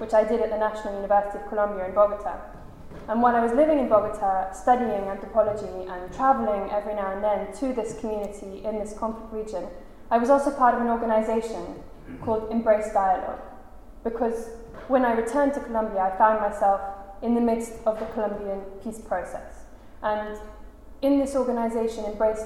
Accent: London, United Kingdom; I'm a British grown-up. I brought up in London

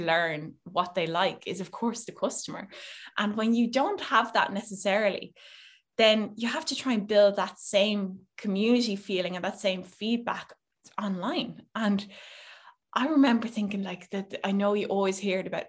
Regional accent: Netherlands; now in Ireland; I grew up in Holland mostly.

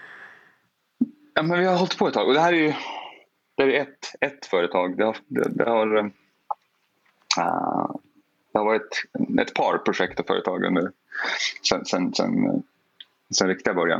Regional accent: Porjus, Norrbotten County, Sweden; now in Chicago, United States; Jag kommer från Porjus. Mm. Det är liksom där jag har eh, vuxit, vuxit upp.

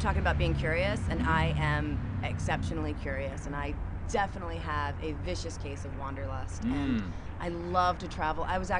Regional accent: Atco, New Jersey, United States; moved away as an adult; now in Flagstaff, United States; I grew up in Atco, New Jersey.

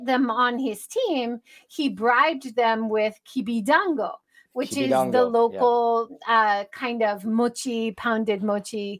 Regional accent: Hawaii, United States; I grew up in Hawaii learning about the Peach Boy Momotaro story

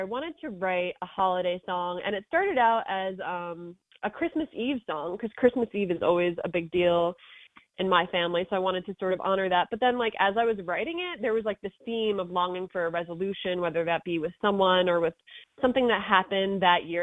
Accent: Wantagh, New York, United States; I grew up in Wantagh

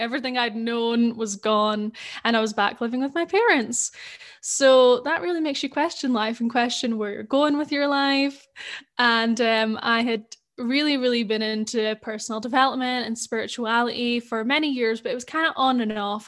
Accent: Scotland, United Kingdom; accent: Scottish; I grew up in Scotland

